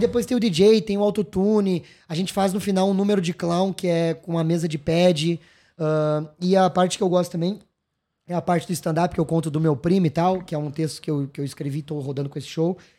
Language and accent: Portuguese; Gaúcho, Rio Grande do Sul, Brazil; also born or lived in São Paulo; sou gaúcho, mas nem tanto